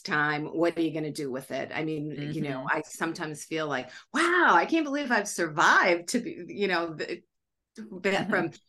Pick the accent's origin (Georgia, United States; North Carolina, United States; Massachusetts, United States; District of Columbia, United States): Massachusetts, United States; South Shore; born or raised there; also born or lived in Scituate, Massachusetts